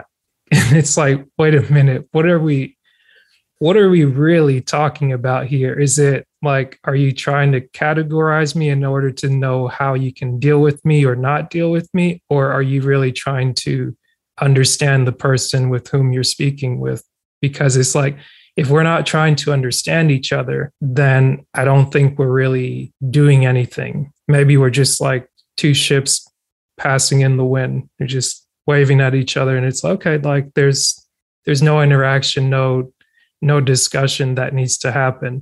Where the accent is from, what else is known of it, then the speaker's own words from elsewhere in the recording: North Georgia, United States; also born or lived in Cameroon; now in South Georgia, United States; I was born in Cameroon, West Central Africa, immigrated to the States at 7. So it's like I grew up in Georgia, North Georgia. Now I live in South Georgia